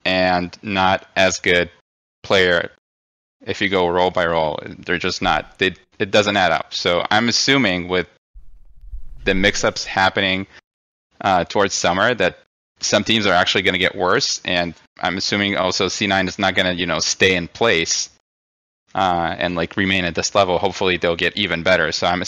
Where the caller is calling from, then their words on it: Redmond, Washington, United States; I'm calling from Redmond, Washington.